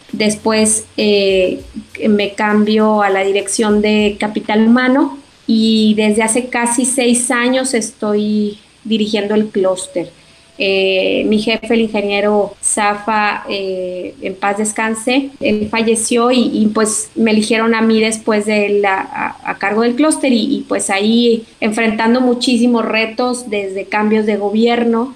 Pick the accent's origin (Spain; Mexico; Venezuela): Mexico; Torreón, Coahuila; moved away; soy originaria de Torre Coahuila